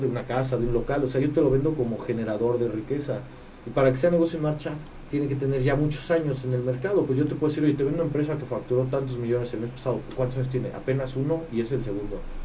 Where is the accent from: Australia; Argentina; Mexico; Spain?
Mexico; Querétaro; soy, soy, queretano